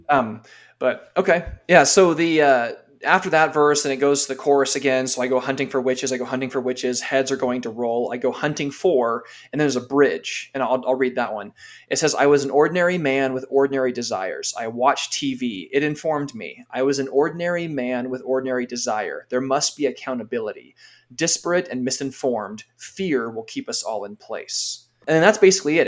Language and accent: English; California, United States; I grew up in California